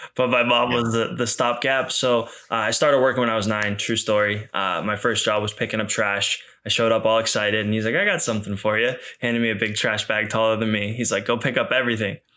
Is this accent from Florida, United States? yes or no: no; outside of Boston, Massachusetts, United States; I grew up outside of Boston